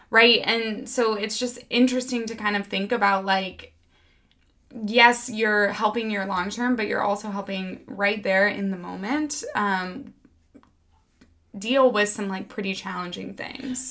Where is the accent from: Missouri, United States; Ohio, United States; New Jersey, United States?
Missouri, United States; moved away; also born or lived in New York City; I grew up in Missouri